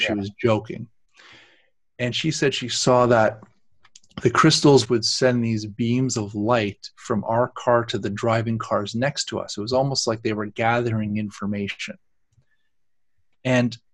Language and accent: English; Canada; we're Canadians